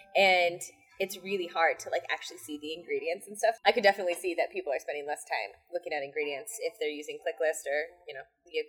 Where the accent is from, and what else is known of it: United States